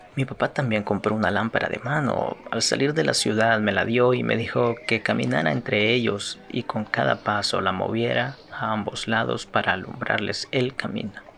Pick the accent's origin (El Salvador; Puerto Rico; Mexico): El Salvador; los salvadoreños somos cafeteros y pues en efecto lo somos